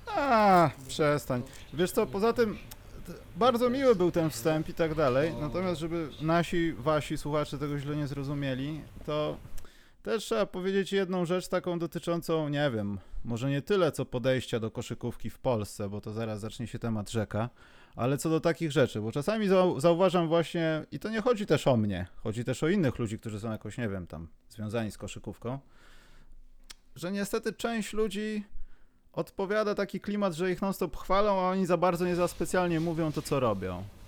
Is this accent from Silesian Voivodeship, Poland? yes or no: no; Warsaw, Masovian Voivodeship, Poland; jestem z Warszawy